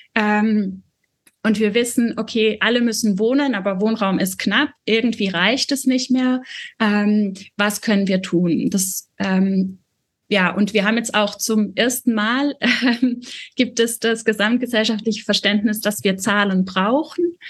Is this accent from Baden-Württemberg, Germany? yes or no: yes; a small village in Baden-Württemberg, Germany; ich bin auf dem Dorf groß geworden, also wirklich so ein kleines Dorf in Baden-Württemberg